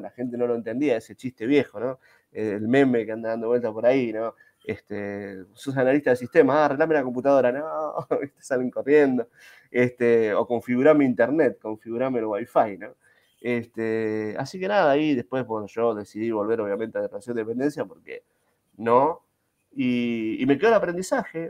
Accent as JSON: {"language": "Spanish", "town": "Ezeiza", "region": "Buenos Aires Province", "country": "Argentina", "said": "Yo soy de Seiza, provincia de Buenos Aires"}